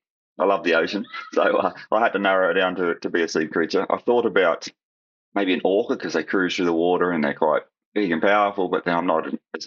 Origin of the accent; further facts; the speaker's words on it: Australia; Not quite the same as Australian home.